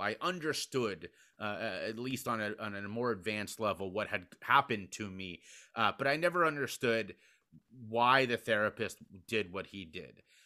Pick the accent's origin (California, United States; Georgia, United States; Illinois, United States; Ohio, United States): Ohio, United States; Cincinnati; my hometown of Cincinnati, Ohio.